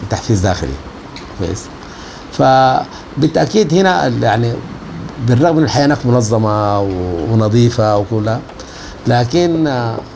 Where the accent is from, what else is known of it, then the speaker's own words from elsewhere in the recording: Sudan; now in Saudi Arabia; فبتكون فقدت اشياء كثيره جدا دي اوبورتيونيتي كوست دي تكلفه الفرصه البديله دي التكلفه بتاعت الفرصه البديله سافرت السعوديه بتفقد اشياء كثيره جدا تفقد الثوره اللي قامت دي